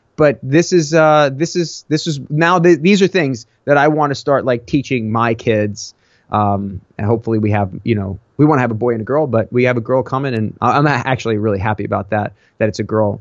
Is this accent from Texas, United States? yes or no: no; Long Island, New York, United States; born or raised there